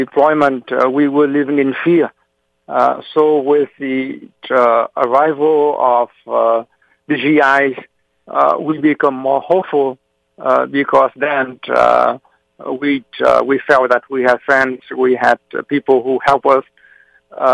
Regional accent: South Vietnam, Vietnam; now in Massachusetts, United States; I was born in South Vietnam, my parents had fled North Vietnam when the communists took over in 1954. So I was born in the middle of a refugee evacuation, a refugee resettlement. And during my first 10 years of my life, my family had to move from one place to another

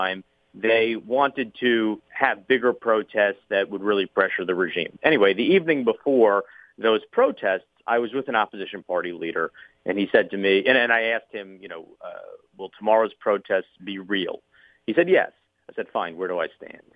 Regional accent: United States; being an American

